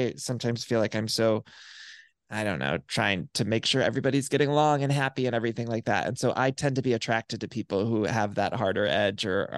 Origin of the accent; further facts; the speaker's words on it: Solon, Ohio, United States; In my hometown of Solon, Ohio, like there was no access to gay stuff really.